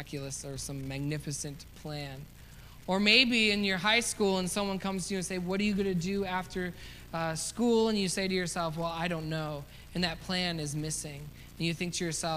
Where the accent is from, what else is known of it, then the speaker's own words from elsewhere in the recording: United States; as an American